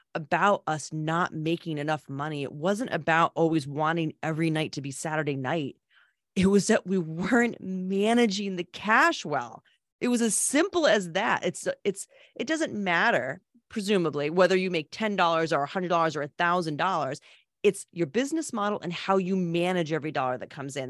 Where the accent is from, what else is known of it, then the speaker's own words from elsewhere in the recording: Old Saybrook, Connecticut, United States; born and raised in Old Sabre, Connecticut.